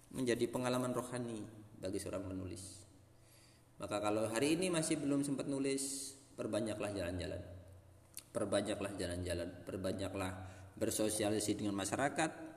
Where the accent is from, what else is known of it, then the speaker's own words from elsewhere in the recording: Lamongan, East Java, Indonesia; moved away; Lamungan tempat saya itu keren, itu setelah saya bertahun-tahun tinggal di luar Lamungan